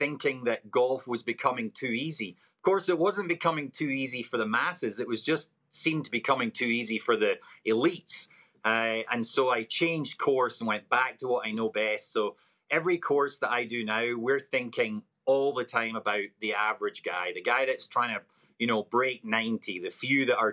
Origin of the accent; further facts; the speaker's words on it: Scotland, United Kingdom; now in Oregon, United States; Being a Scotsman, born and raised